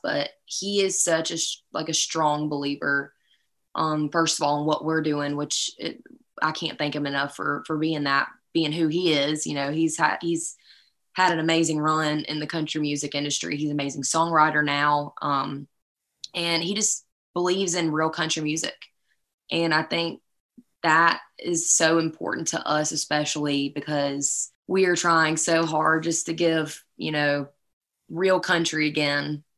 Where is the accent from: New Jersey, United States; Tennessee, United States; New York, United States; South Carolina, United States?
South Carolina, United States; I'm from South Carolina